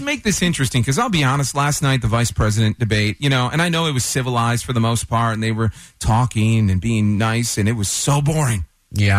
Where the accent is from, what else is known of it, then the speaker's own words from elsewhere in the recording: Detroit, Michigan, United States; now in Texas, United States; I grew up in Detroit